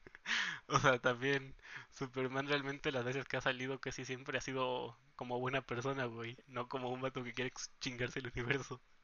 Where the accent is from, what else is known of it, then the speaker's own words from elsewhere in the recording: Oaxaca, Mexico; now in Guadalajara, Mexico; estuvimos todo el tiempo en Oaxaca y ahí crecimos